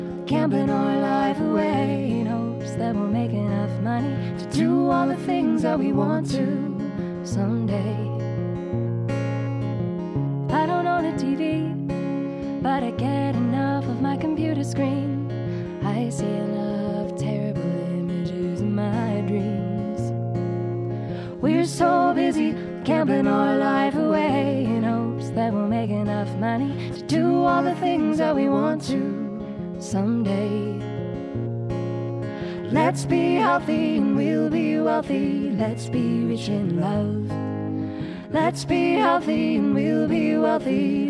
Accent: New Smyrna Beach, Florida, United States; So the three of us met back in Florida a while back, little surf town called New Smyrna Beach, Florida.

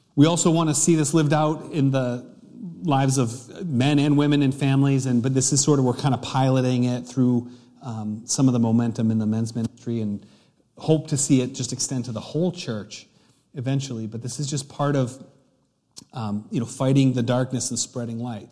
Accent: United States; a English-speaking American

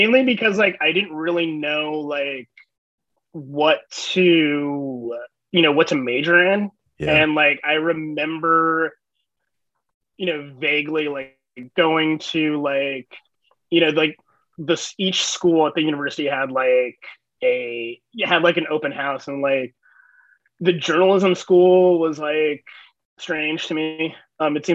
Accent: Shawnee, Kansas, United States; I grew up in Shawnee, Kansas. It's a suburb of Kansas City on the Kansas side

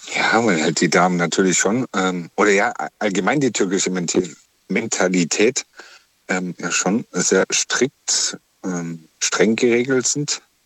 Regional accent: Germany; als Deutscher

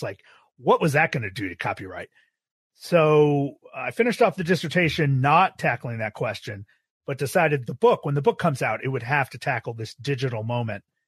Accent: Buffalo, New York, United States; moved away as an adult; also born or lived in Austin, Texas; I grew up in Buffalo, New York

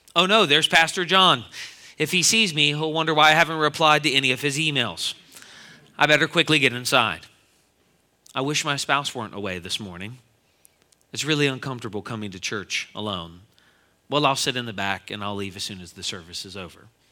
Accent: Philadelphia, Pennsylvania, United States; I'm from the Philadelphia area

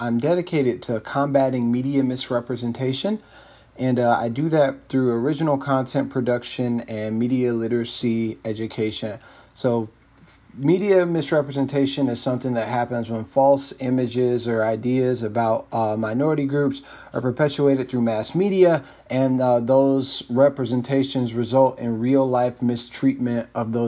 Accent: Atlanta, Georgia, United States; moved away as an adult; also born or lived in North Carolina; now in Washington, D.C., United States; I was born and raised in Atlanta, Georgia

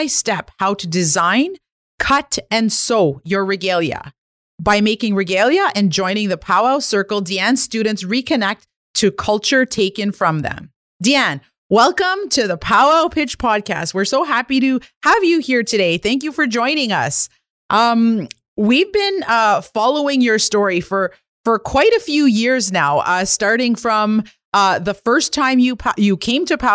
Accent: Kitigan Zibi, Quebec, Canada; I'm an entrepreneur from Kittagong Zibi Anishinaabe

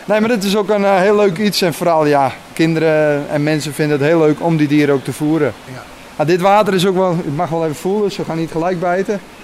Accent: Friesland, Netherlands; now in Luttelgeest, Netherlands; Ik kom van oorsprong uit Friesland

